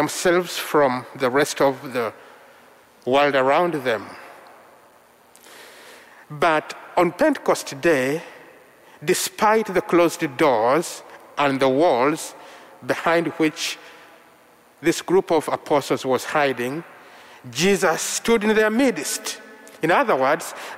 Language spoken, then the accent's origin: English; Central Region, Uganda; first language Luganda; English is a second language; My mother tongue is Luganda from central Uganda, spoken by the Baganda people, and I'm one of them